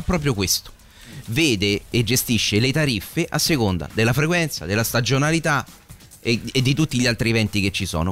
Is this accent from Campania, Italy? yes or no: no; Rome, Lazio, Italy; chiaramente siamo tutti di Roma, io sono di una borgata e Tor Vergata